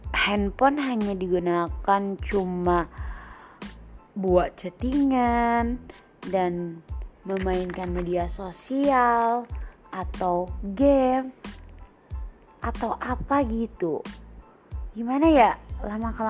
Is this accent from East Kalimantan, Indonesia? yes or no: no; Maluku, Indonesia; Aku berasal dari Indonesia dong yang pastinya Indonesia Timur Tepatnya Maluku, Kepulauan K, Kabupaten Maluku Tenggara